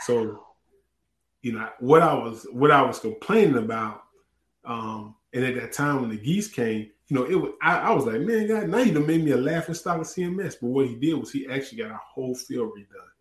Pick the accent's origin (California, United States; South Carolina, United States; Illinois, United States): South Carolina, United States; Orangeburg; moved away; also born or lived in Chattanooga, Tennessee; I'm, I'm from Orangeburg.